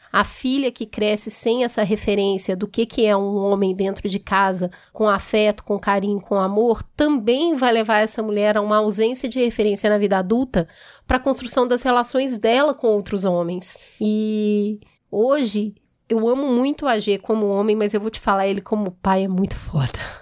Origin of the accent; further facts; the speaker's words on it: Belo Horizonte, Minas Gerais, Brazil; eu fui criada na periferia e também no Belo Horizonte, na parte bem periférica